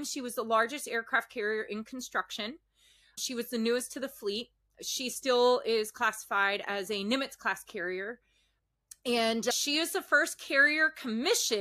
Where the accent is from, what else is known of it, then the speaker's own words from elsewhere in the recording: Emmaus, Pennsylvania, United States; moved away as an adult; I'm from Emmaus, Pennsylvania. It's an hour north of Philly, hour south of New York City, give or take, right? Right by the Jersey border. So small town, suburb area, real quiet. And I graduated high school in June 2001.